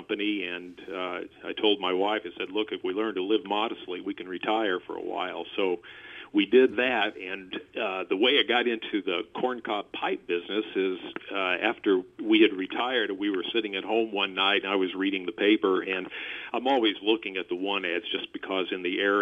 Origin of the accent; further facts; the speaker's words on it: Fredericktown, Missouri, United States; now in Washington, Missouri, United States; I am an original Missouri boy. I grew up down in southeast Missouri in a small town called Fredericktown